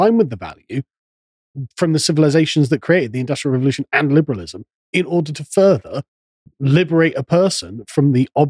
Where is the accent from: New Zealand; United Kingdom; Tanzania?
United Kingdom; England; I'm an Englishman